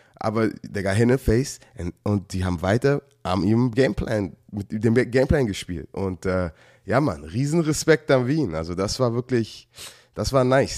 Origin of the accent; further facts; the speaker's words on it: Germany; als ich in Deutschland aufgewachsen bin